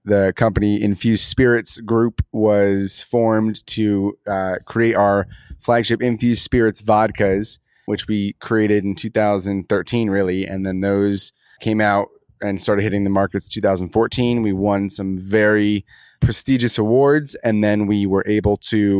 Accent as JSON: {"language": "English", "town": "Los Angeles", "region": "California", "country": "United States", "tie": "born or raised there", "also_born_or_lived": "San Francisco, California", "said": "I was born in San Francisco. My father was a med student at UCSF. We lived there until 1995 when I moved to Los Angeles"}